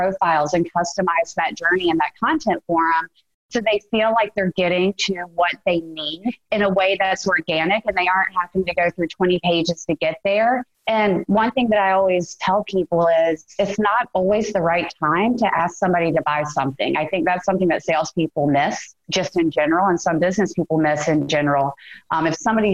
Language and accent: English; Greenville, South Carolina, United States; I'm from Greenville, South Carolina in the States.